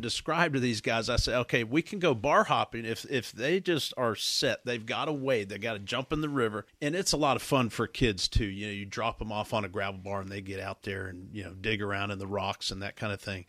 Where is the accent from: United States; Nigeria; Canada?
United States; the South; growing up in the South